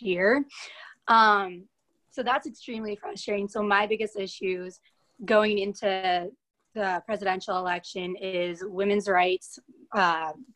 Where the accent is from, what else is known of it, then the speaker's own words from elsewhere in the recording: Hartford, Wisconsin, United States; moved away as an adult; now in Memphis, United States; I'm from Hartford, Wisconsin, which is about 40 minutes north of Milwaukee